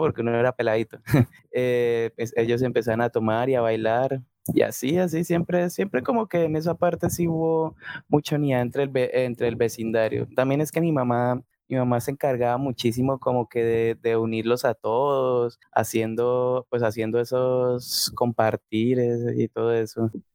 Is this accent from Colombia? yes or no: yes; La Dorada, Caldas, Colombia; yo soy de la Dorada Caldas del departamento de Caldas